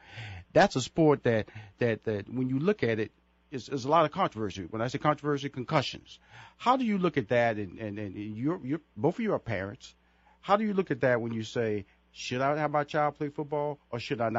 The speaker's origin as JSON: {"language": "English", "town": "Houston", "region": "Texas", "country": "United States", "tie": "born or raised there", "said": "I was being honored at the in Houston, Texas. That's my hometown."}